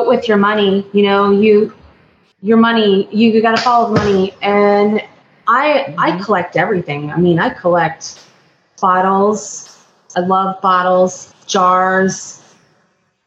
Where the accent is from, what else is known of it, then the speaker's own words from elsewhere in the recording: Atlanta, Georgia, United States; now in Fort Lauderdale, United States; I'm from South Florida, Fort Lauderdale, but I'm originally from Atlanta.